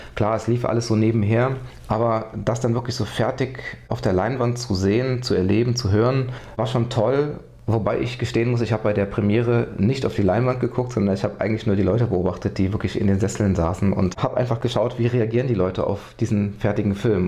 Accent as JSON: {"language": "German", "area": "Westerwald", "region": "Rhineland-Palatinate", "country": "Germany", "tie": "born or raised there", "also_born_or_lived": "Neuwied", "said": "Eigentlich bin ich auf dem Land groß geworden, komme eigentlich aus dem tiefsten Westerwald"}